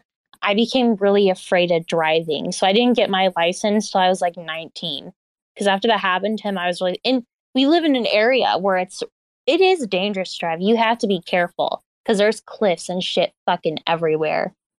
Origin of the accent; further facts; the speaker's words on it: the Ozarks, United States; moved away as an adult; now in Kansas City, United States; I'm from the Ozarks, and the area here, it has like a lot of cliffs